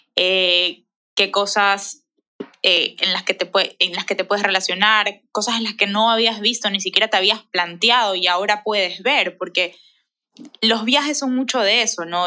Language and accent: Spanish; Ecuador; como ecuatorianos